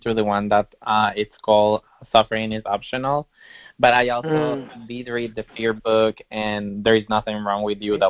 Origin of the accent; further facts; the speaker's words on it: Ecuador; I'm from Ecuador